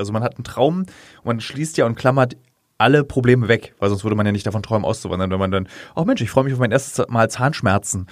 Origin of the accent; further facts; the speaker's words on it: Berlin, Germany; ich bin Berliner, gebürtiger Berliner